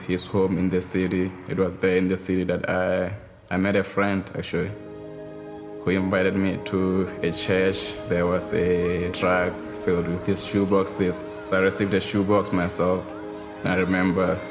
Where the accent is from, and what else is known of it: Lesotho; born or raised there